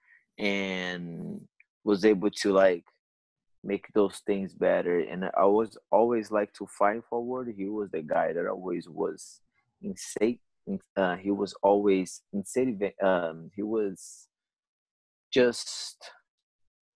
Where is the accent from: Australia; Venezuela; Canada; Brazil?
Brazil; São Paulo; moved away; it was in São Paulo, my hometown.